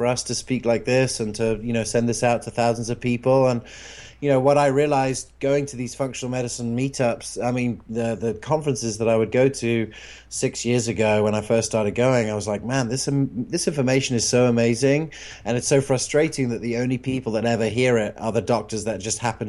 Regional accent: England, United Kingdom; moved away; where I grew up in England

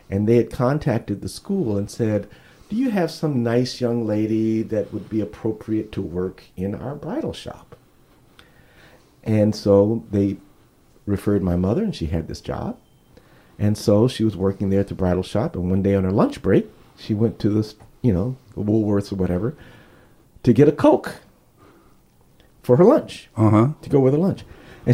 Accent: Los Angeles, California, United States; also born or lived in Cambridge, Massachusetts; I was born in the Nickerson Gardens projects in Los Angeles in Watts, I was born there, but I was only there for 6 months

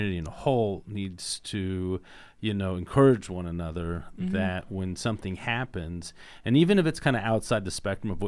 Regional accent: Indiana, United States; we're from Indiana

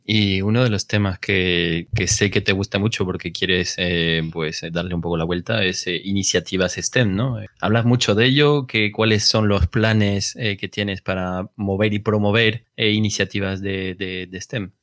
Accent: Villalba de los Alcores, Castile and León, Spain; also born or lived in Brazil / France; now in Madrid, Spain; yo de un pueblo que se llama Villalba Los Alcores, después de Bucientes, eh, y Gales, por esta zona

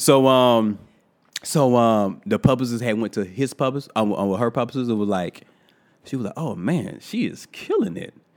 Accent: Thomasville, Georgia, United States; I'm from Thomasville, Georgia, and I go to this dentist that been going to my entire life

